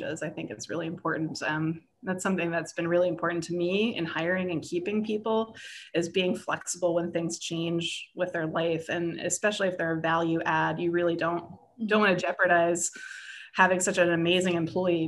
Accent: United States; also born or lived in Pittsburgh; now in California, United States; I'm not bilingual, I'm an American. I only speak one language

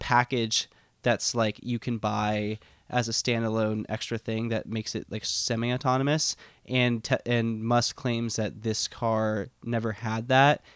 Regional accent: The Woodlands / Spring, outside of Houston, Texas, United States; born or raised there; moved away

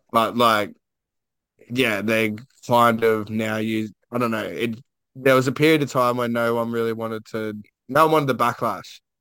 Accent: Queensland, Australia; I'm a Queenslander

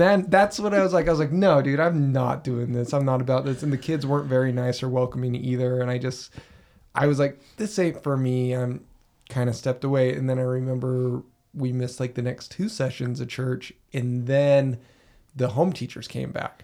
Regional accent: Utah, United States; growing up in Utah L D S culture

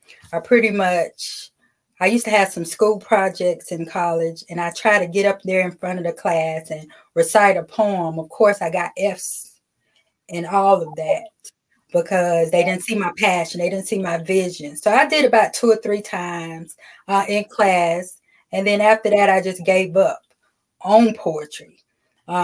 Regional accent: Kinston, North Carolina, United States; moved away as an adult; I grew up in Kinston.

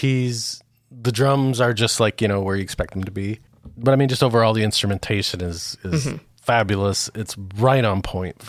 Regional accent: Grand Haven, Michigan, United States; moved away; having spent a part of my life growing up in Grand Haven, Michigan

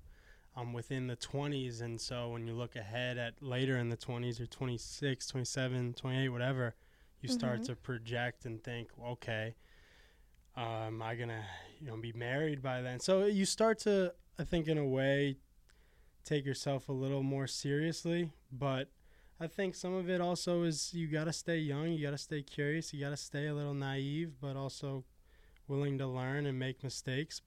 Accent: Arlington, Massachusetts, United States; I'm from Arlington, Massachusetts, about 25 minutes north of Emerson College

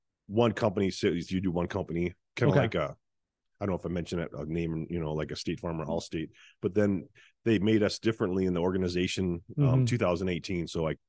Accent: Forest Lake, Minnesota, United States; I grew up actually in the Forest Lake area.

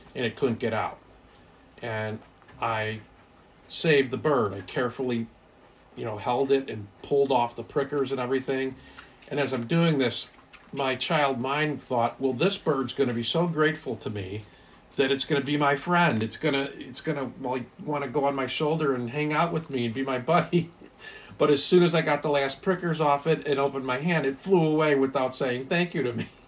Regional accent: Highland Park, Illinois, United States; born or raised there; also born or lived in Erie, Pennsylvania / Vernon Hills, Illinois / Highwood, Illinois

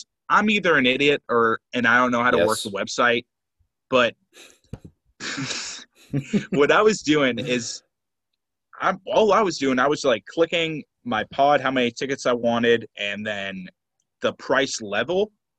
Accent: Atlanta, Georgia, United States; I'm from Atlanta.

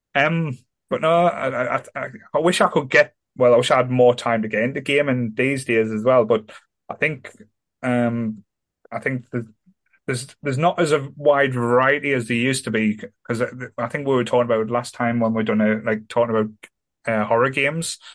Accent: Sunderland, North East England, United Kingdom; I'm from Sunderland. I love Sunderland

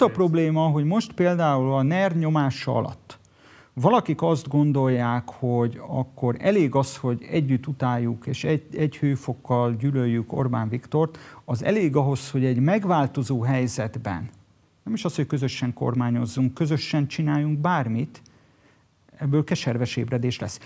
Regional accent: Budapest, Hungary; Budapesten születtem

